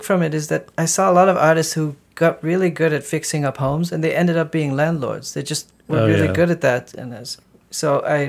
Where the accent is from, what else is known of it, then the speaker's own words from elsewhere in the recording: Netherlands; moved away; I come from the Netherlands.